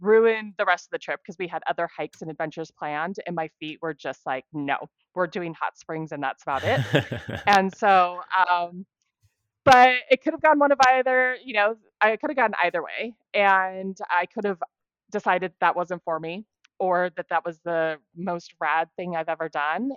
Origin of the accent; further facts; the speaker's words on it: Arizona, United States; So currently I live in Arizona. I've actually spent most of my life here.